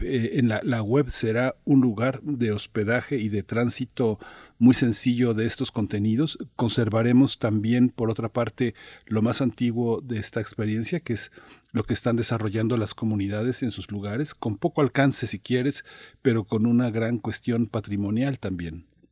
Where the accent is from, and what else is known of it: Mexico